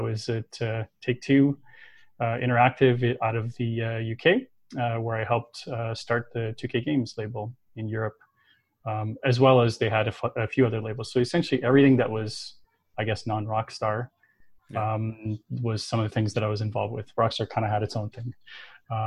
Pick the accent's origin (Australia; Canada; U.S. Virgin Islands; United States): Canada; Toronto, Ontario; I was growing up in Toronto, in Canada.